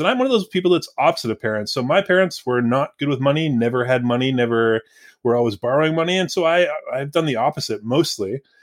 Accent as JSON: {"language": "English", "town": "Surrey", "region": "British Columbia", "country": "Canada", "tie": "born or raised there", "said": "I grew up in Surrey"}